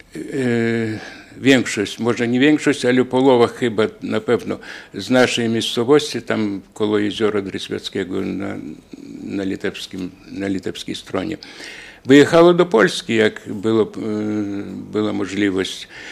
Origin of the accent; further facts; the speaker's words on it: Daugavpils, Latvia; u nas w Dyneburgu i w Rydze